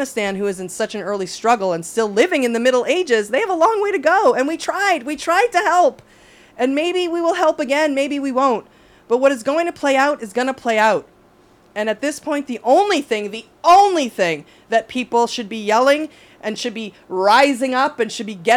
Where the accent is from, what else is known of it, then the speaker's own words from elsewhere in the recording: United States; as an American and a Democrat